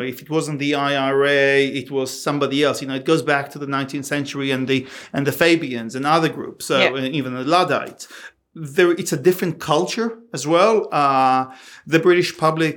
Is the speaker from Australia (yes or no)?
yes; Australia; us as Australian